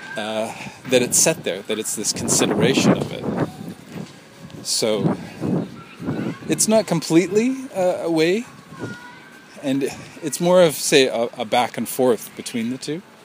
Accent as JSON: {"language": "English", "town": "Vancouver", "region": "British Columbia", "country": "Canada", "tie": "born or raised there", "said": "Vancouver, my hometown"}